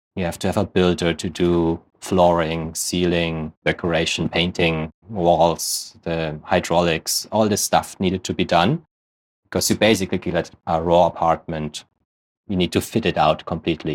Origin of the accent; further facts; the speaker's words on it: Germany; English is a second language; moved away; you might gather from my accent, I'm originally born in Germany.